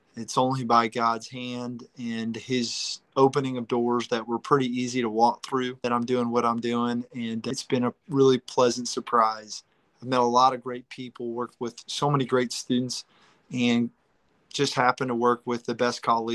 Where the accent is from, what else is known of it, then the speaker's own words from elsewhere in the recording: Kansas City, United States; moved away as an adult; now in Branson, United States; I grew up in Kansas City